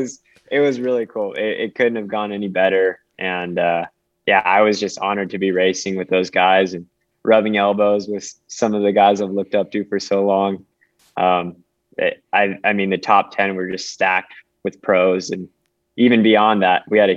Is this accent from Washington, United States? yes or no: yes; Washington, United States; I'm from Central Washington, and I grew up training in just gritty weather, snow, super cold temperatures.